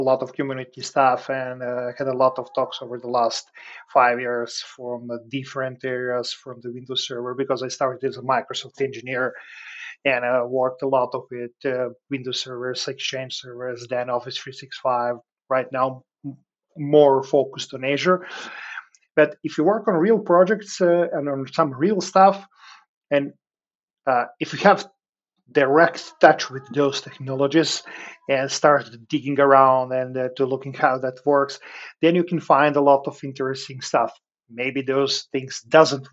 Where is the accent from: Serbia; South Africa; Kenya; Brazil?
Serbia; moved away as an adult; now in Breda, Netherlands; I'm originally from Serbia, but I moved approximately 2.5 years ago to the Netherlands with my family, where I work and live right now.